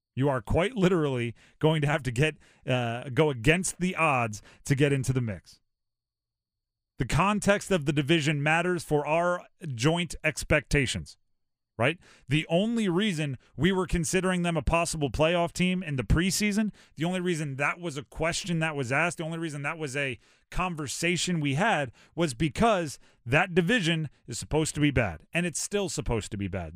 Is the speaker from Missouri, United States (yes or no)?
no; Hawaii, United States; moved away; also born or lived in East Coast, United States; I grew up in Hawaii, okay? Uh, spent, uh, six or seven years, uh, on the windward side of Oahu. And we grew up prior to that on the East Coast